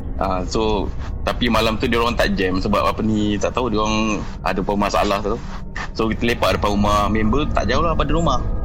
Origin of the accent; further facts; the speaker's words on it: Jengka, Pahang, Malaysia; Pahang saya asal orang Jengka.